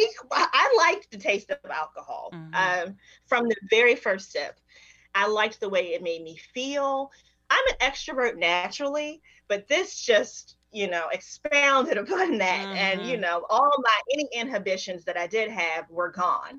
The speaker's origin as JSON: {"language": "English", "town": "Baltimore", "region": "Maryland", "country": "United States", "tie": "born or raised there", "also_born_or_lived": "Alabama", "said": "I was raised in, for the most part, in Maryland and Baltimore"}